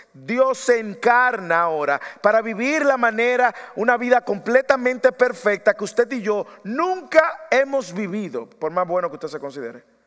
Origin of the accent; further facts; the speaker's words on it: Dominican Republic; moved away